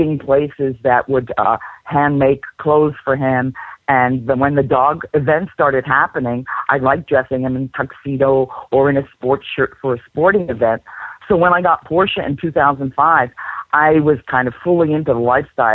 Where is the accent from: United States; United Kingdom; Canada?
United States; Westchester, New York; I grew up in Westchester with one brother